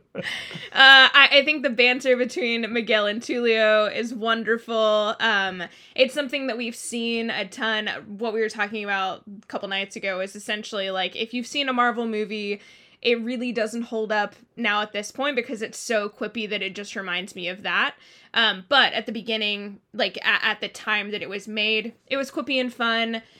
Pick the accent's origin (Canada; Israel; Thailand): Thailand; moved away; I grew up in Thailand